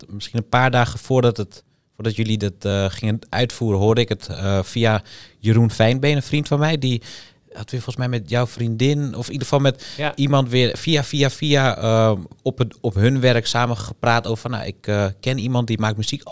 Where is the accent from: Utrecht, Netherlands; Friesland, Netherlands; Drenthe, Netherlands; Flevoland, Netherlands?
Flevoland, Netherlands; Almere; En ik kom uit Almere. Ik woon daar al mijn hele leven